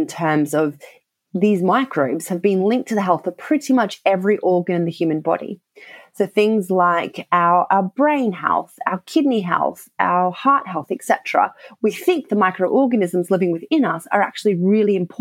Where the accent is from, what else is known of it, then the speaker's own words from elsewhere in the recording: Australia; accent: Australian; moved away as an adult; now in United Kingdom; I did all of that background research in Australia, so you may have picked up by my accent, and moved over to the UK